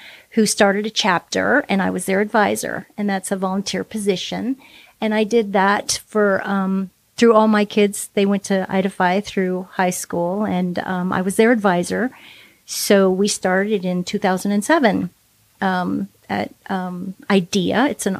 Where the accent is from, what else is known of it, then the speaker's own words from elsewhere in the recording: California, United States; moved away as an adult; So I grew up mostly in Southern California, and I moved here about 20 years ago with my family to raise our kids in the beautiful Northwest.